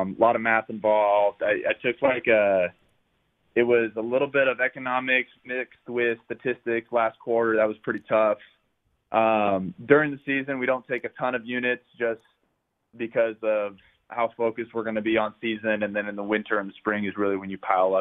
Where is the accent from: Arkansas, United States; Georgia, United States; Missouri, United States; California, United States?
California, United States; Southern; growing up in Southern California